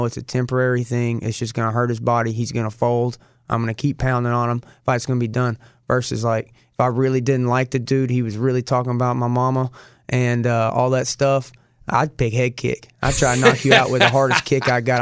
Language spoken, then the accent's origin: English; Arkansas, United States; I'm the bum from Arkansas, you know, straight out the trailer.